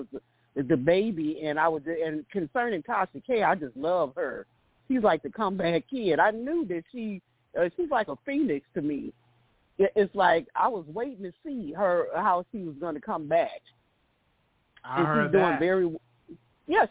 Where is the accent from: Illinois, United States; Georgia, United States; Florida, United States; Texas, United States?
Illinois, United States; Chicago; I'm from Chicago